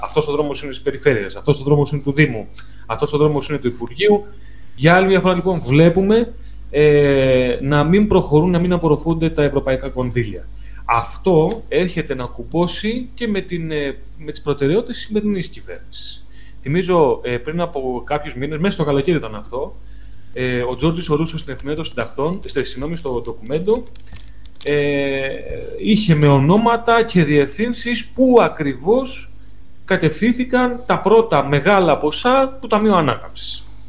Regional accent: mountains of Trikala, Thessaly, Greece; στο χωριό μου στα ορεινά των Τρικάλων

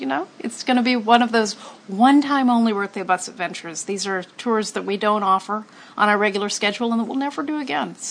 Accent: Los Angeles, California, United States; Hollywood is my hometown

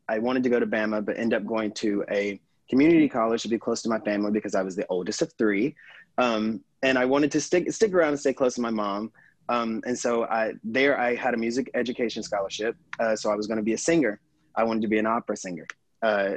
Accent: Alabama, United States; moved away; So I'm originally from Alabama.

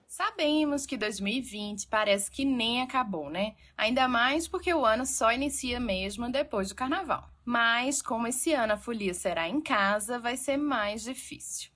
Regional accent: Pernambuco, Brazil; mesmo sendo pernambucana

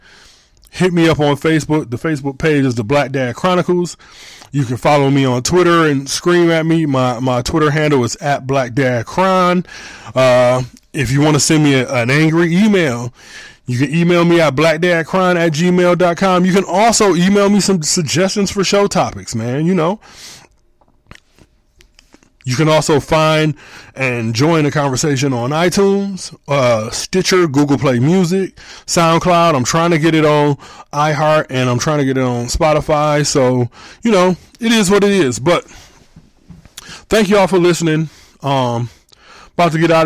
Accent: Michigan, United States; also born or lived in Hamilton, Ohio; I'm from Michigan. I've been living in Michigan since I was 4 years old.

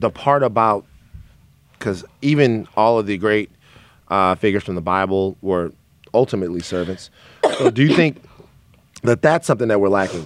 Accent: the South, United States; now in Los Angeles, United States; I am from the South

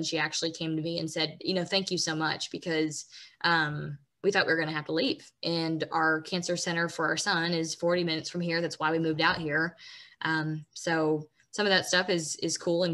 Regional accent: Washington, United States; moved away; I was born in Washington

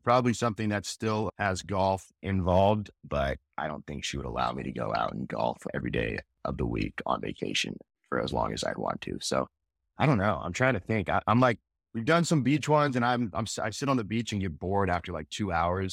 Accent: Northern California, United States; now in Phoenix, United States; I grew up in Northern California

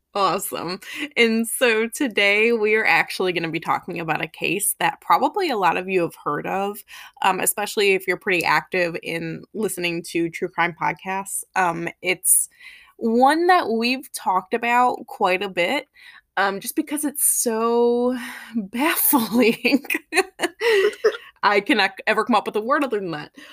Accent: town neighboring Naperville, Illinois, United States; moved away; also born or lived in Chicago / North Carolina; my neighboring town

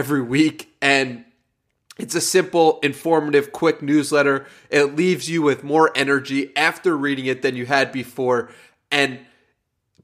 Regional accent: New York, United States; now in San Diego, United States; I'm from New York, but I lived in San Diego for the past year

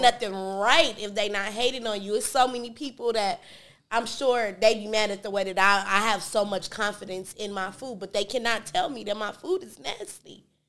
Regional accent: Hawthorne, California, United States; I grew up in Hawthorne, but my daddy and my mama they from the East Side

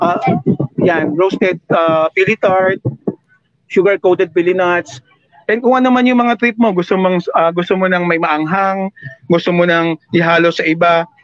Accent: Manila, Metro Manila, Philippines; also born or lived in Bicol Region (ancestry); bilang may dugong Bicolano even though ako lumaki sa Manila

